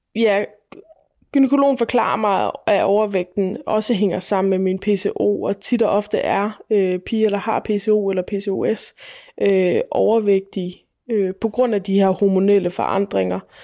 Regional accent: Falster, Zealand, Denmark; Jeg er født og opvokset på Falster

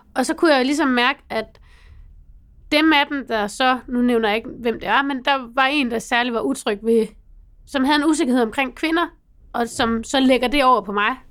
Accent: North Jutland, North Denmark Region, Denmark; Jeg kommer fra Nordjylland

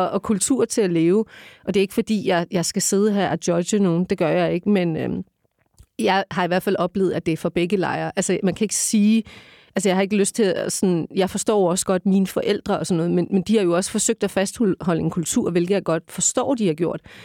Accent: Denmark; jeg er født i det her land

